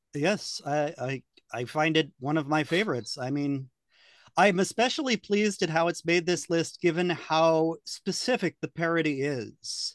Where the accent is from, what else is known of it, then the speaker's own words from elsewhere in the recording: United States; I'm American